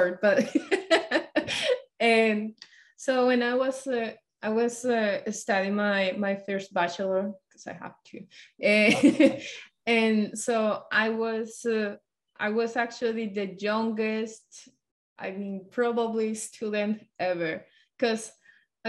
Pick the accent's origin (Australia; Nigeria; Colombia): Colombia; moved away as an adult; also born or lived in Washington State; now in Washington, United States; I'm from Colombia